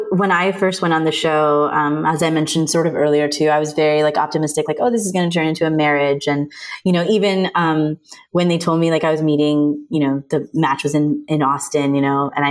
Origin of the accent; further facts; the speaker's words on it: India; I'm Indian, so I resonate with what it's like to have a Sima auntie in your family